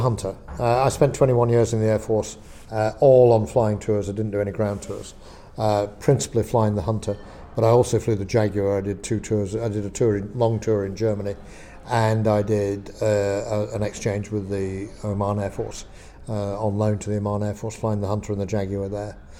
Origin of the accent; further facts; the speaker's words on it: Lancashire, North West England, United Kingdom; moved away as an adult; I come from Lancashire